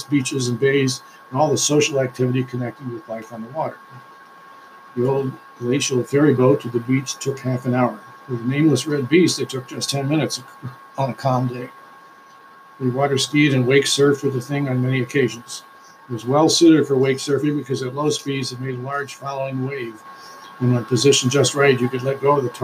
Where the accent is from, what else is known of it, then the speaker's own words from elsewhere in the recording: Bellport, New York, United States; my hometown of Belport, New York